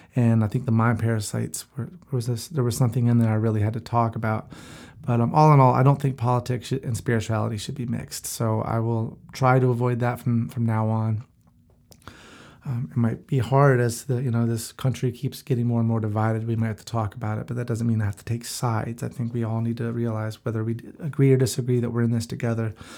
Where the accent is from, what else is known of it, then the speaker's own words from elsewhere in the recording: Gastonia, North Carolina, United States; moved away as an adult; also born or lived in Charlotte, North Carolina; now in Florida, United States; I grew up in Gastonia, so I moved to Charlotte and I lived there